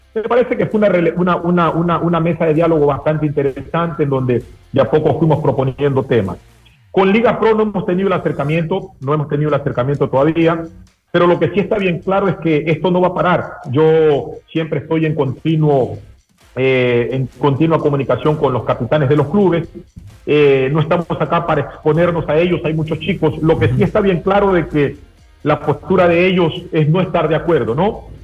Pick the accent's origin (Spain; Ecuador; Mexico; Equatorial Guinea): Ecuador; como ecuatorianos